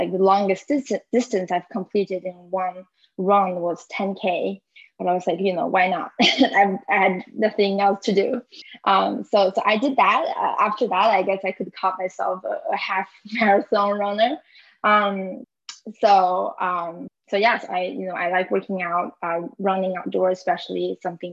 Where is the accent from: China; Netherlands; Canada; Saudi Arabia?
China; moved away as an adult; now in Washington, D.C., United States; I was born and raised in China. I moved to the U.S. For school in 2014. I've been living in Washington, D.C. area ever since.